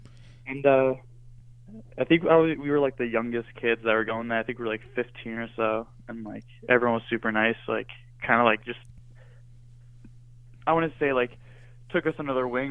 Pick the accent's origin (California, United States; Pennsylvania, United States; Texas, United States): Pennsylvania, United States; Edwardsville; I grew up in Edwardsville, which is like, it's like the town over from Wilkes-Barre